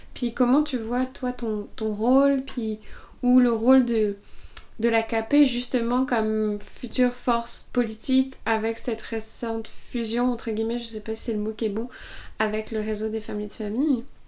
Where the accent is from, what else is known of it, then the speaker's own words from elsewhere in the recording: Estrie, Quebec, Canada; chez nous, en Estrie